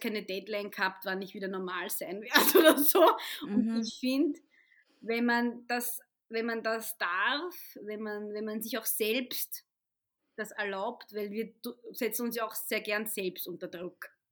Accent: Vienna, Austria; ich bin Wienerin, Muslima mit ägyptischen Wurzeln

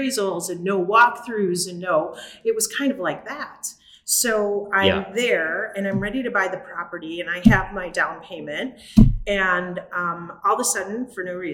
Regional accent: Chicago, Illinois, United States; I grew up in Chicago. I grew up on the Southwest side in Brighton Park

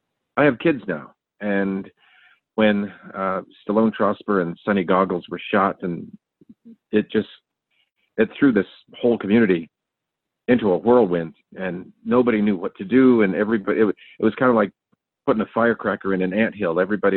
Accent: Riverton, Wyoming, United States; So I'm a member of the Northern Arapaho tribe. I was born here in Riverton, and my family, I was adopted off the reservation into a white family, actually.

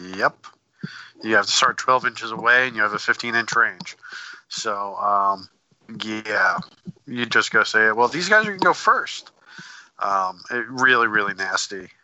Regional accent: Northeast, United States; I'm from the Northeast.

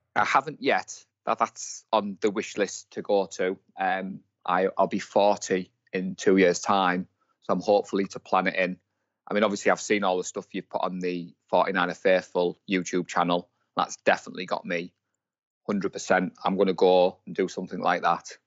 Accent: Darlington, North East England, United Kingdom; I'm from Darlington, in the northeast of England.

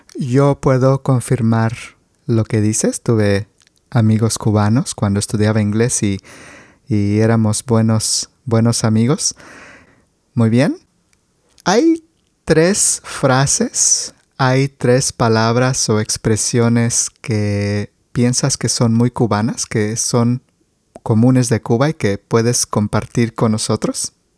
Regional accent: Mexico

